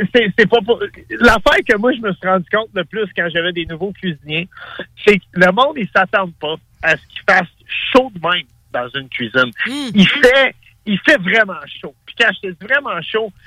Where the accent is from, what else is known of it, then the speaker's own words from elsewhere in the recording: Montreal, Quebec, Canada; je suis un, un, gars qui a grandi dans, dans, les ruelles de l'Est de la ville à Montréal